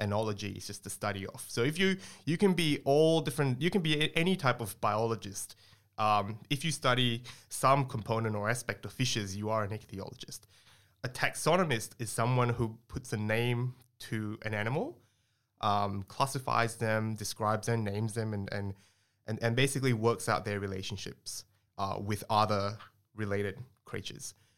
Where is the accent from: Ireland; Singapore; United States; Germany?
Singapore; moved away as an adult; also born or lived in Australia; I grew up in Singapore before I moved to Australia to my undergrad